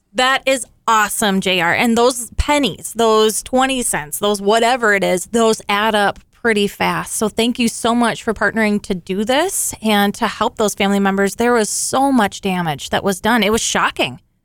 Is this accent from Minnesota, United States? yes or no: yes; Alexandria, Minnesota, United States; this is my hometown, as you know, and this community is amazing